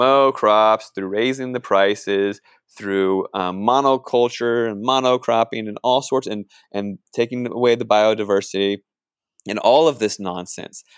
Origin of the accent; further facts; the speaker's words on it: Northern Virginia, United States; moved away; also born or lived in California; I grew up in Northern Virginia, right on the Mason-Dixon line